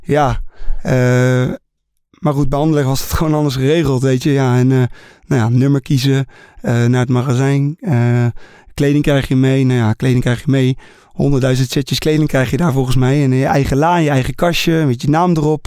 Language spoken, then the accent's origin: Dutch; Netherlands; Ik ben Nederlander.